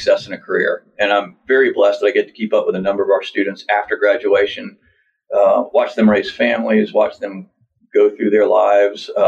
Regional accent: Lakeland, Florida, United States; I grew up in Polk County in Lakeland, and I worked for various ranches down there

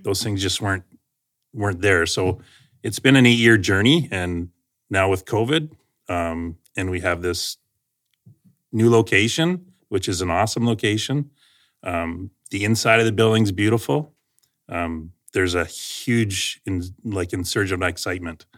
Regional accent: London, Ontario, Canada; moved away as an adult; now in Aylmer, Canada; born and raised in London, Ontario.

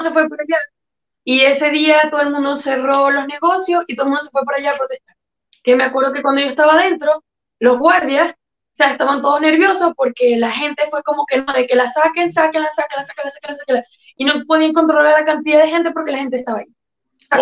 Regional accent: Quíbor, Lara, Venezuela; moved away as an adult; also born or lived in Caracas, Venezuela; now in New York, United States; Yo soy exactamente de Quibor, cerca de Barquisimeto, Estado Lara, Venezuela

